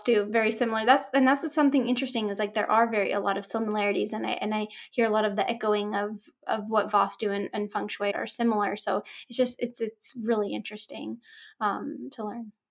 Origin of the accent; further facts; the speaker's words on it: Orange County, Southern California, United States; I grew up here in Southern Cal, in Orange County, in suburbia